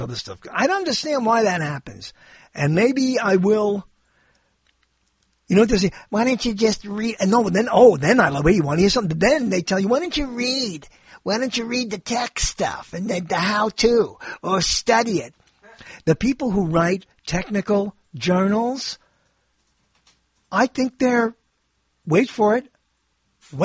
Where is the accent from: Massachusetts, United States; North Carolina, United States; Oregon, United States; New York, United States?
New York, United States; I grew up in New York